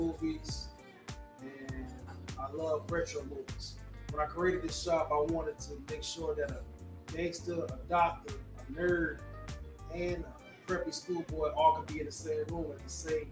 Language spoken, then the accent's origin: English; Detroit, Michigan, United States; I'm from Detroit